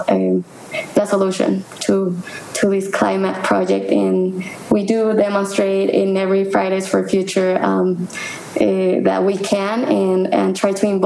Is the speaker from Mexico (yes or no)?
yes; Mexico City, Mexico; I'm from Mexico City.